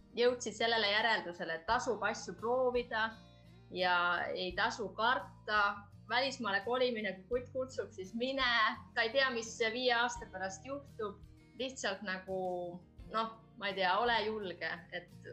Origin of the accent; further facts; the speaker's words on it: Estonia; now in Finland; ma olen Eestist